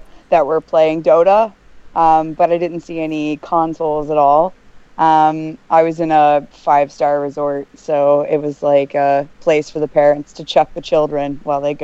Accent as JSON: {"language": "English", "country": "United States", "moved": "yes", "lives_now": "United Kingdom", "said": "I'm an American expat."}